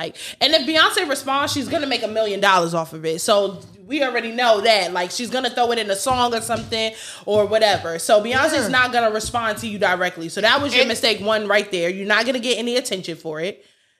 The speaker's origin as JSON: {"language": "English", "region": "Texas", "country": "United States", "said": "Bitch, I'm from Texas. Like, that's what I'm going to sound like."}